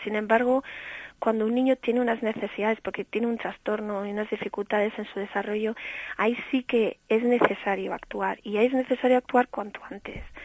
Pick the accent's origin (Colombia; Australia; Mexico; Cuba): Australia; also born or lived in Cantabria; now in Spain; nací en Australia y por eso me dedico a enseñar inglés